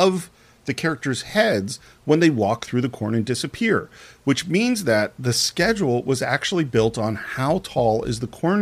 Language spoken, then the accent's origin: English; the Bay Area, California, United States; I grew up in the Bay Area in the 70s